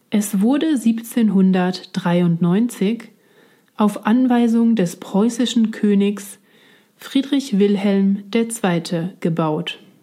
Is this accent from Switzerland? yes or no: yes; Switzerland; now in Berlin, Germany; ich komme ursprünglich aus der Schweiz